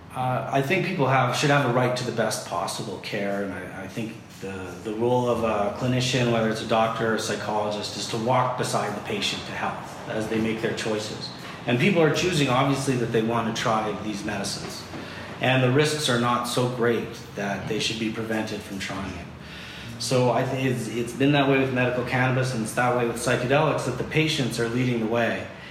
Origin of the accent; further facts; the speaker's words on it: Canada; I'm just being Canadian